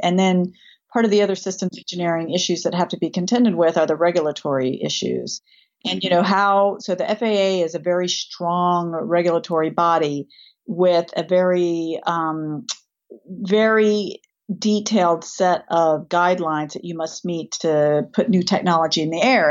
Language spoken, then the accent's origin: English; Tennessee, United States; also born or lived in Rust Belt; as a person who is from Tennessee, I'm a Southern gal. I grew up making bist-, biscuits and shooting guns at the same time